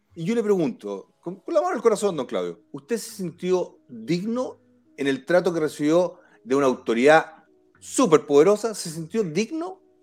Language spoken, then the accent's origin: Spanish; Chile; como chileno